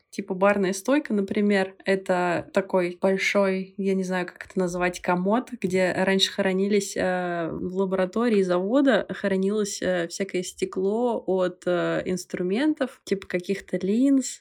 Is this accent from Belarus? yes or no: yes; Belarus; moved away as an adult; Я не могу сказать, что уехала, потому что я всегда сюда возвращаюсь